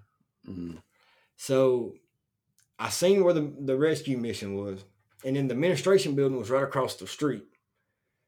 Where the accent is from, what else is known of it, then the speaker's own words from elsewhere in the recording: North Alabama, United States; I'm from North Alabama, right there at the northwest corner